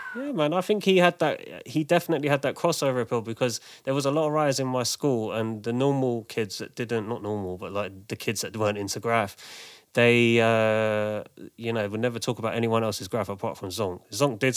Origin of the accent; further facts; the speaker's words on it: London, United Kingdom; I grew up in Manor House, which is near sort of Finsbury Park, Haringey